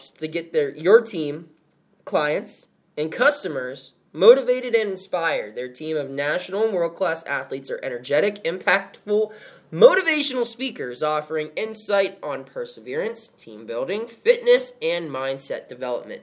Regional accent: Carlisle, Pennsylvania, United States; I was born in Carlisle, Pennsylvania

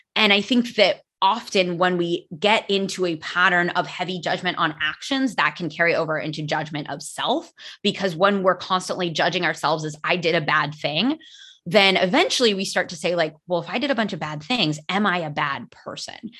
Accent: United States; first language English; now in Spain; I live in Spain. I am American

